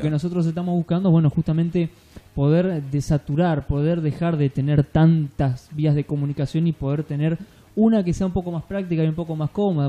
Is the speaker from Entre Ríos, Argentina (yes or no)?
yes; Entre Ríos, Argentina; moved away; nacimos en Entre Ríos, venimos de allá